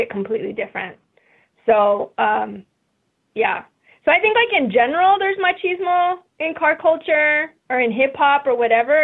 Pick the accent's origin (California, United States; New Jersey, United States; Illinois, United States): California, United States; La Puente; also born or lived in East Los Angeles; I grew up in La Puente, which is about 20 minutes from East LA.